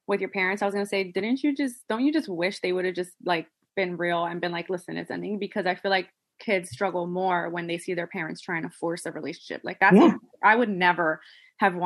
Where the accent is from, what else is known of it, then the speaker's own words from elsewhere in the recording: New Jersey, United States; I'm from, you know, I'm from Jersey